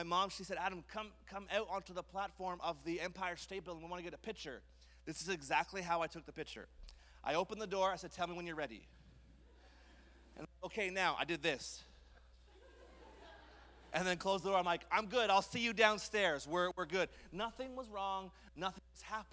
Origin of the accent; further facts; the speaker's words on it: Montreal, Quebec, Canada; I grew up in Montreal